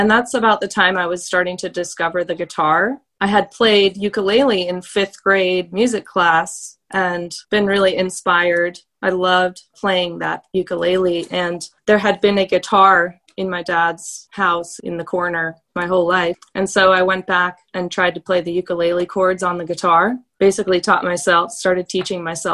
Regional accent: Blacksburg, Virginia, United States; moved away as an adult; also born or lived in Asheville, North Carolina; I was born here in Blacksburg, Virginia, where I am currently, and I was really lucky to have a lot of time to spend connecting with nature as a child

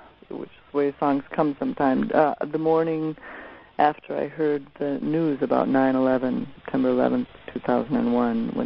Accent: South Dakota, United States; moved away; I grew up in South Dakota, and where my folks still are.

